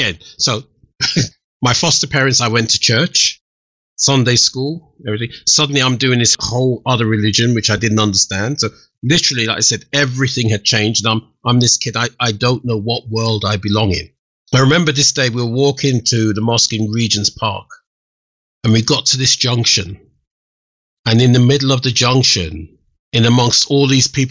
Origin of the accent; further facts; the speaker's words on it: Kent, South East England, United Kingdom; moved away; also born or lived in London; the village where I grew up in Kent